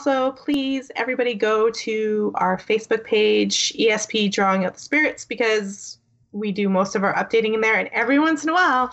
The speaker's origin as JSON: {"language": "English", "country": "Canada", "said": "I'm Canadian"}